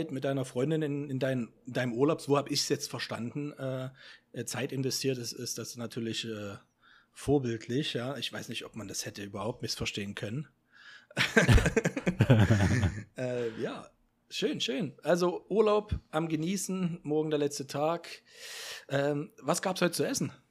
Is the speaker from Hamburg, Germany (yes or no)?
no; Leipzig, Saxony, Germany; Wir kommen beide aus Leipzig, ne?